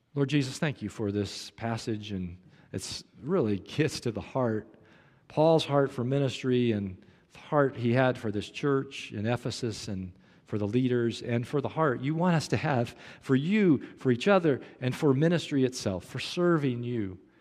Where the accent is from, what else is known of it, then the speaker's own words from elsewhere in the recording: Kansas City, Missouri, United States; moved away; I grew up in Kansas City